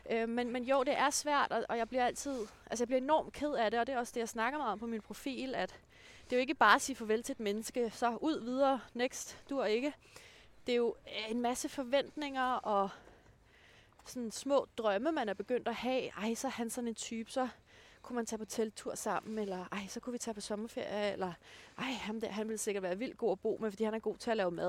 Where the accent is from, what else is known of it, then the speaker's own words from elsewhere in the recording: Denmark; når jeg kommer fra Jylland.